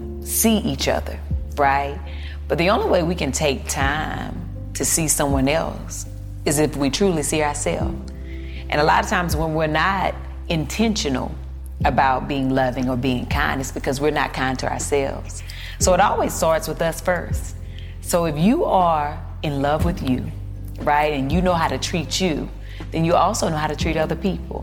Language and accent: English; the South, United States; I'm from the South, so then I saw food completely different growing up